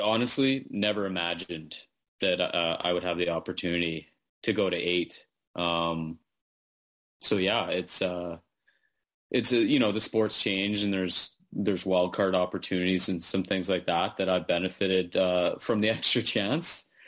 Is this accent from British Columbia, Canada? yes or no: no; Manitoba, Canada; when I was a kid growing up in Manitoba